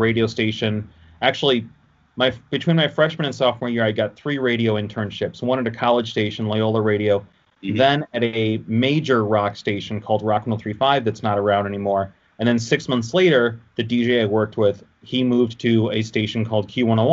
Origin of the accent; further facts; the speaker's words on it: Oak Park, Illinois, United States; also born or lived in Detroit, Michigan; I grew up in Oak Park, but that's like 20 minutes outside of Chicago. But I've always lived in this area. I mean, technically, I was born like outside Detroit, but we moved to Chicago when I was a few months old